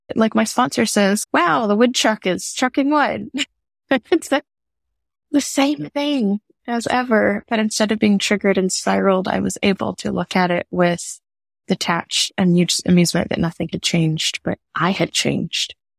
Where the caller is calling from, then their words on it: New Orleans, Louisiana, United States; I'm calling from New Orleans